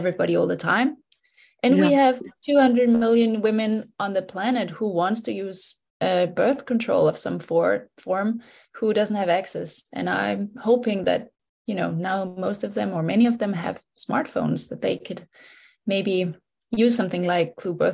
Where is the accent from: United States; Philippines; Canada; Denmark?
Denmark; moved away as an adult; now in Germany; So I was born in Denmark. I'm Danish. I've lived in Germany the last 13 years